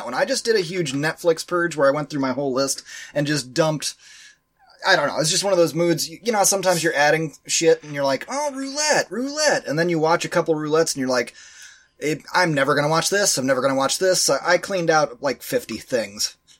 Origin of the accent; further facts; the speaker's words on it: Berlin, Germany; Considering that we grew up in Berlin, it's probably Berlin.